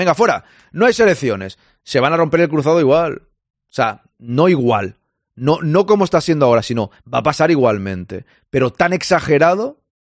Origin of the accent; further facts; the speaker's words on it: Spain; los que somos españoles jugamos en la selección española